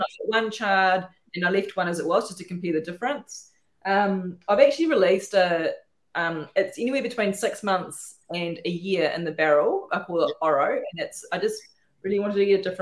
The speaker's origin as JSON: {"language": "English", "country": "New Zealand", "moved": "yes", "lives_now": "Northern NSW, Australia", "said": "I'm a Kiwi"}